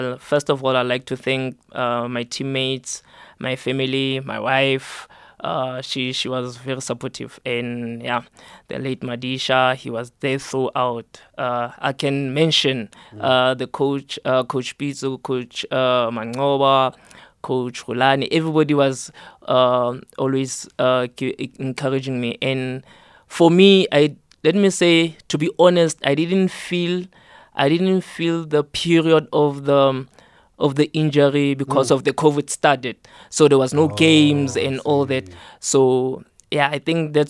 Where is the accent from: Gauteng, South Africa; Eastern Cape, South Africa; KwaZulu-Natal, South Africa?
Gauteng, South Africa; Rietvlei Extension 23, West Rand; moved away as an adult; also born or lived in Bloemfontein; I'm from Rietvlei Extension 23, West Rand. Mm-hmm. I grew up there.